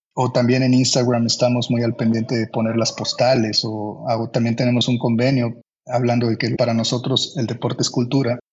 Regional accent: Minatitlán, Veracruz, Mexico; yo soy originario de Minatitlán, Veracruz

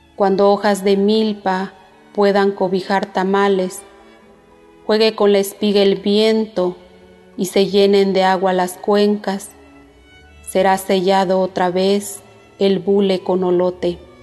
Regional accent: Zipiajo, Michoacán, Mexico; first language Purépecha; Spanish is a second language; originaria de Cipiajo, del municipio de Cueneo, Michoacán. Soy hablante de la lengua purépecha, mi lengua materna

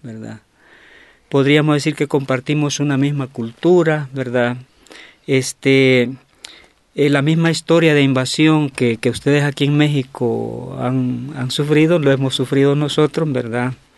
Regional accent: Nahuizalco, Sonsonate, El Salvador; yo vengo de Nahuizalco, que es un pueblito eh, del departamento de Sonsonate al occidente del Salvador

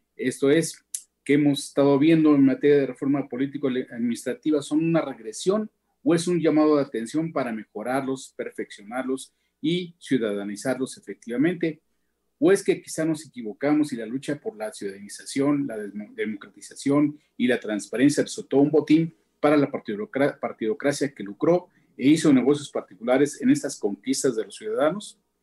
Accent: Mexico; como mexicanos

